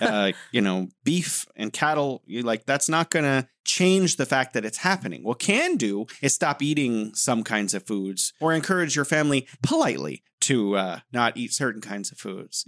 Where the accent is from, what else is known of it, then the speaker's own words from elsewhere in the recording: United States; as an American